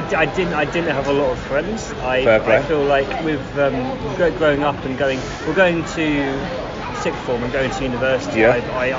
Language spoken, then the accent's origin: English; Carshalton, London, United Kingdom; I grew up in Greater London.